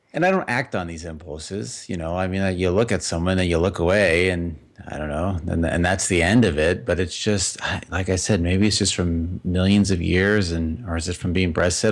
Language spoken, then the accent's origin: English; Las Vegas, Nevada, United States; I grew up in Las Vegas.